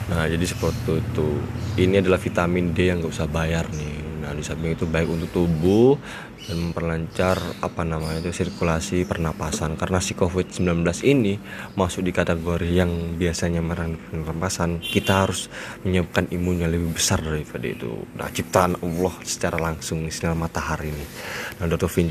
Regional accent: Malang, East Java, Indonesia; saya dari Malang. Nah, posisi saya sebagai mahasiswa nih di Malang.

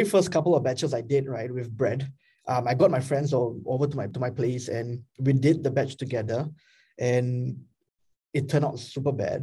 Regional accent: Singapore; I am Singaporean as well

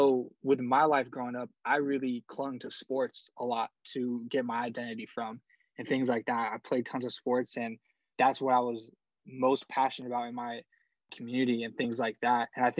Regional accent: Seattle, Washington, United States; I was born in Seattle. I was raised in West Seattle. So I really grew up around the city a lot. I went to school in Federal Way, which is just outside of Seattle.

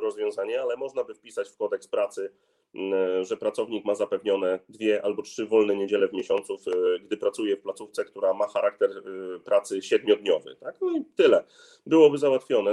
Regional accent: Gdynia, Pomeranian Voivodeship, Poland; Ja jestem z Gdyni, jestem też posłem z Gdyni

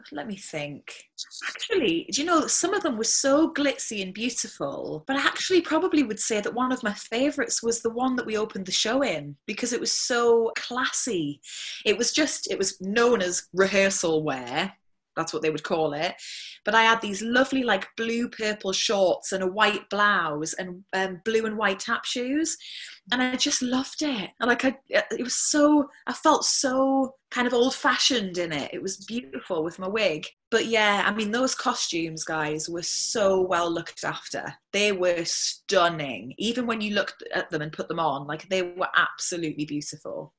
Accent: Whitley Bay, North East England, United Kingdom; I'm from Whitley Bay

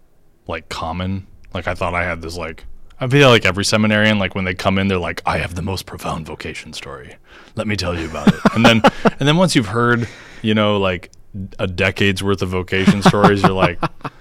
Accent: Carver, Minnesota, United States; also born or lived in Rochester / Iowa; And when I was two, we moved to Iowa. My dad worked for a seed company. And we lived in Mason City and then Des Moines for a little bit and then eventually moved to Carver, Minnesota.

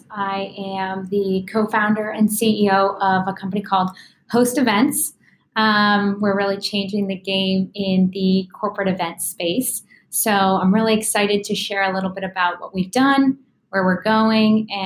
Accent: Ghana; also born or lived in Bolivia / West Africa; I was born in Bolivia and I grew up overseas my whole life. So, um, you know, raised in West Africa and Ghana. And um, we moved about every three years of my life.

